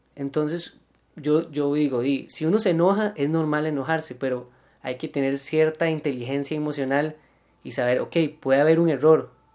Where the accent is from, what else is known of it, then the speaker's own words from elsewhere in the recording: Costa Rica; uno como tico